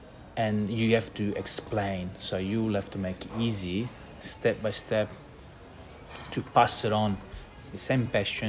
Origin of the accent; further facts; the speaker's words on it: Catania, Sicily, Italy; now in Melbourne, Australia; I'm from Catania.